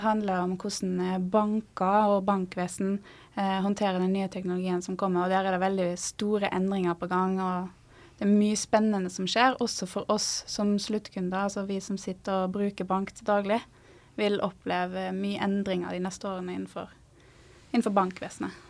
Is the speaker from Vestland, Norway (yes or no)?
yes; Stord, Vestland, Norway; moved away as an adult; now in Trondheim, Norway; jeg kommer fra Stord, som ligger mellom Haugesund og Bergen. Apropos uttal av ord, så vokste jeg opp i ei gate som heter Navrastigsmyra